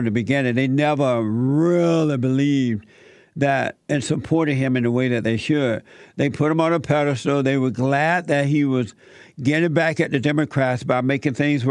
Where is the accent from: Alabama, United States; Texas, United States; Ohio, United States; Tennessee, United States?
Alabama, United States; moved away; when I was growing up in Alabama.